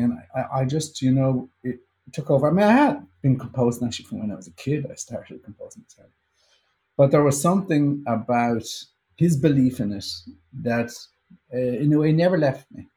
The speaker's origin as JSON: {"language": "English", "country": "Ireland", "moved": "yes", "lives_now": "United States", "said": "As Irish people, we have this weird inferiority complex about our own uh, culture"}